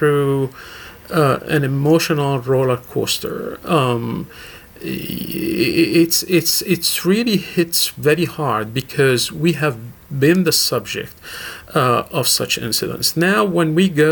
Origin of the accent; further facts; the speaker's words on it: Damascus, Damascus Governorate, Syria; moved away as an adult; also born or lived in Murfreesboro, Tennessee; now in United States; I left my country 40 years ago. I was born and raised in Damascus, Syria